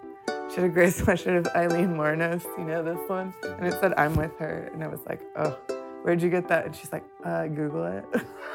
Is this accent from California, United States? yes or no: yes; Long Beach, California, United States; also born or lived in Los Angeles; I grew up in Long Beach, and I've been in LA proper for 15 years